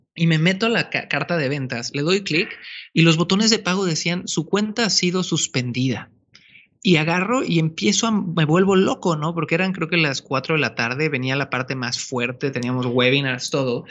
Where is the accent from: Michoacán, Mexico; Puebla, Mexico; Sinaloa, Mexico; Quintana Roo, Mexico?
Quintana Roo, Mexico; Cancún; moved away as an adult; also born or lived in Santiago, Chile; Yo soy originario de Cancún, México. Sí, nací en la playa.